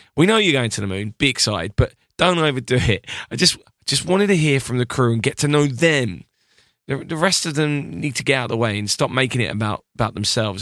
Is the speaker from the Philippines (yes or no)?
no; United Kingdom; I'm British